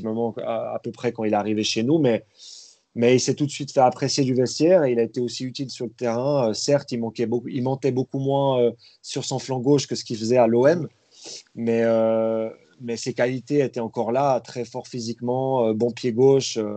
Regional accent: Vallorbe, Vaud, Switzerland; Moi, je viens de Valorbe, dans le Nord-Vaudois. Donc, euh, pas loin de, entre Yverdon et Lausanne

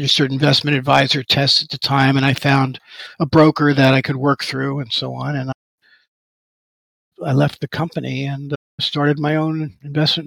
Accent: New York City, New York, United States; moved away as an adult; I was born in Manhattan. I worked in Manhattan for the beginning stages of my career

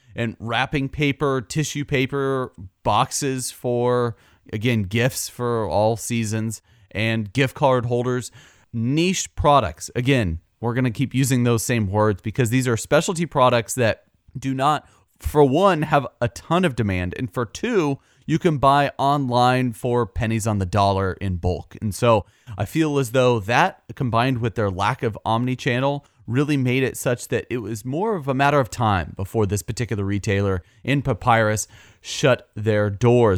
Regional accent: Midwest, United States; We're both from the Midwest

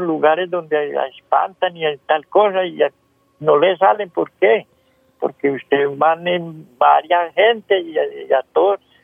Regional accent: Valle del Cauca, Colombia; yo soy de Germán Nuevo Valle

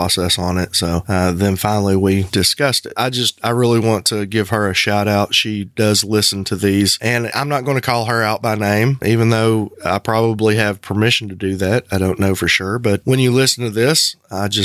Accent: the Bible Belt, the South, United States; moved away; The community being that small and being a southern community in the Bible Belt

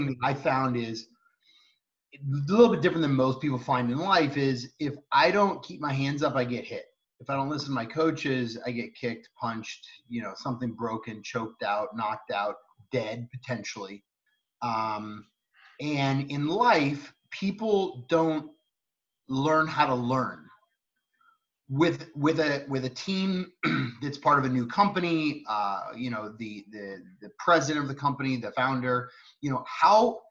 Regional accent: Cupertino, California, United States; I grew up in Cupertino, California

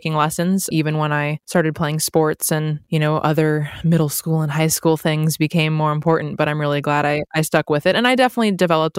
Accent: San Diego, California, United States; also born or lived in Santa Monica; I actually grew up in San Diego, but I was born in Santa Monica. So I'm like a true Southern California gal.

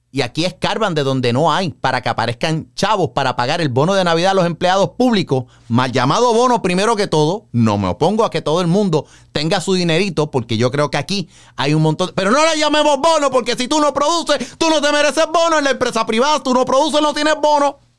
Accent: Puerto Rico; Para nosotros el verano, lo que son los meses de mayo, junio, julio, agosto, bueno, todo el año hace calor en Puerto Rico

